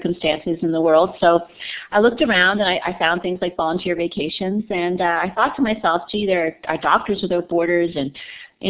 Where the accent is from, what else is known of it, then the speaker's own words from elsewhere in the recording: Montreal, Quebec, Canada; greetings from Canada. I'm from Montreal